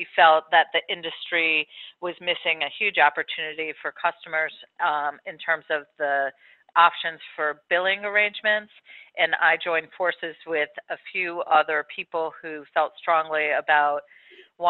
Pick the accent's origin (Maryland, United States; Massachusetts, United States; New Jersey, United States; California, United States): Maryland, United States; I was born on my parents' bed in the house that I grew up in Maryland